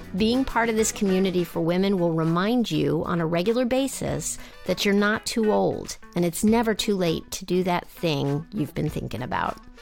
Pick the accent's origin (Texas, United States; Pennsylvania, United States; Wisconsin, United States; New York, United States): Texas, United States; West; I grew up in West Texas